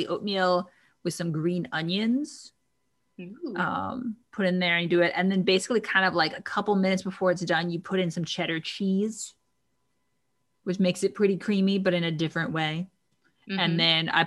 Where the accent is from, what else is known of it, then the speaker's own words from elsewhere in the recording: the South, United States; I'm from the South